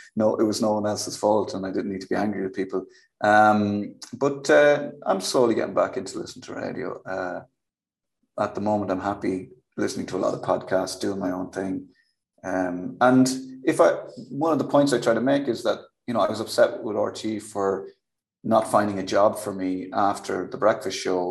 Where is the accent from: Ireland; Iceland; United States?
Ireland; Kildare, Leinster; I'm from Kildare. So it was just me probably doing my own accent